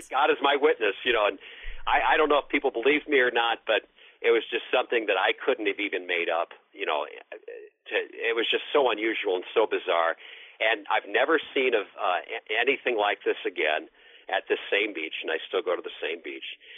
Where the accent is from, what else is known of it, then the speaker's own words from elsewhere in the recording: Northwest Indiana, United States; moved away; also born or lived in Berwyn, Illinois; I'm from Northwest Indiana originally